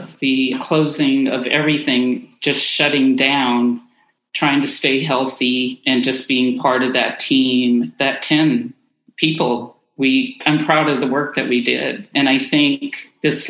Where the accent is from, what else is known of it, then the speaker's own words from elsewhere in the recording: Oakland, California, United States; also born or lived in Central Coast, California; I was born in Oakland